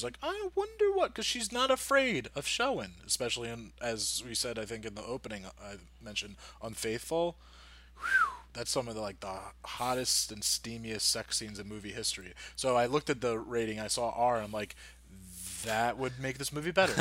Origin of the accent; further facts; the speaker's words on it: Newfoundland and Labrador, Canada; I grew up in Newfoundland